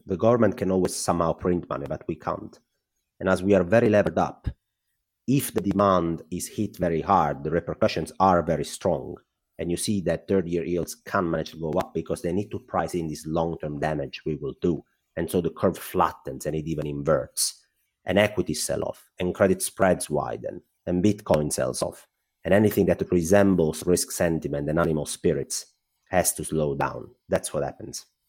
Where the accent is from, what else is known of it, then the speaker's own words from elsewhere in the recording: Italy; accent: Italian; English is a second language; I'm Italian, well, my accent probably gave that up already.